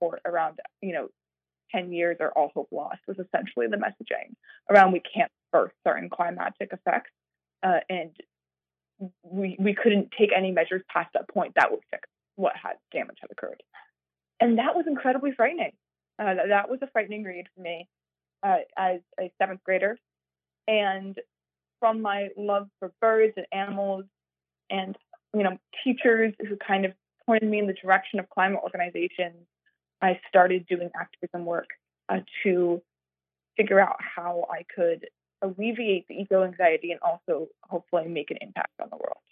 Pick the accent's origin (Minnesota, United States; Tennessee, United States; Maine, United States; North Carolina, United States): Maine, United States; Yarmouth; So I grew up in Maine, in Yarmouth, Maine